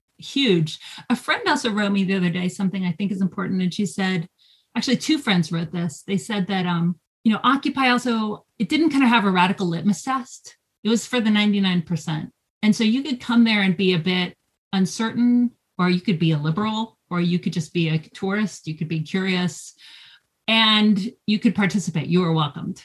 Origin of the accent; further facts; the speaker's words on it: Athens, Georgia, United States; I'm from Athens, Georgia